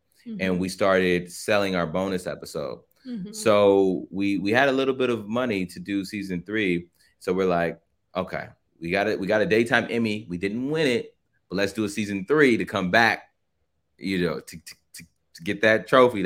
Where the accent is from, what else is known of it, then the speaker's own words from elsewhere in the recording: Carson, California, United States; My hometown, city of Carson